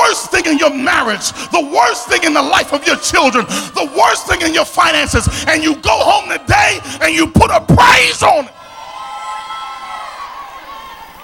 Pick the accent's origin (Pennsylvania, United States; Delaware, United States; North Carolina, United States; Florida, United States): Pennsylvania, United States; Philadelphia; accent: South Philly; my South Philly accent